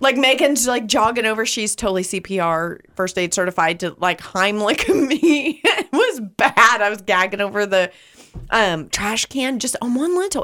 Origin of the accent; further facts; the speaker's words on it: California, United States; moved away; growing up in California